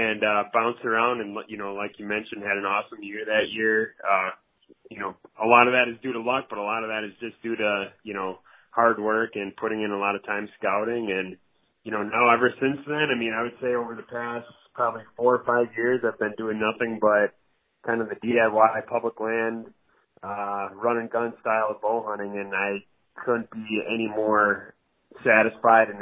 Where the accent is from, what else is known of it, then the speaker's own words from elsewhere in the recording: Wisconsin, United States; moved away as an adult; also born or lived in Iowa; now in Madison, United States; I grew up in Wisconsin